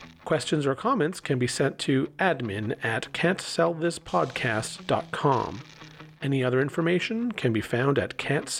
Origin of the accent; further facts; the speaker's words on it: Canada; first language German; English is a second language; Born and raised in Canada, but I spoke German in a French and English speaking city